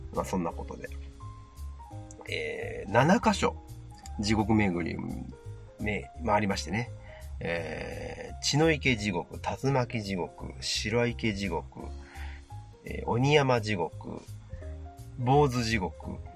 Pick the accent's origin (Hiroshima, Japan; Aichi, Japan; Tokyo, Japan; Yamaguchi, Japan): Yamaguchi, Japan; 僕らが生まれ育った山口県